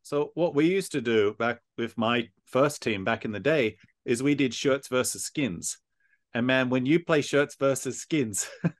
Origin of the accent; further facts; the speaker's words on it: Australia; now in Japan; as an Aussie, we don't have Airsoft.